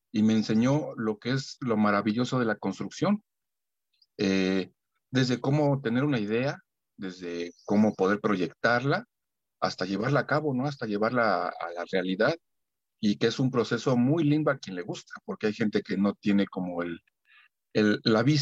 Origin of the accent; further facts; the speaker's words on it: Mexico City, Mexico; Soy soy aquí de la Ciudad de México